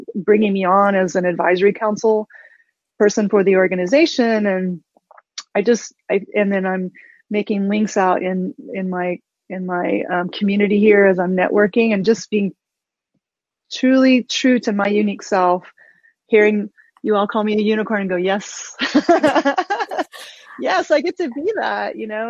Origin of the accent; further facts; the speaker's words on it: Osage Nation, Oklahoma, United States; I'm Osage from the Osage Nation of Oklahoma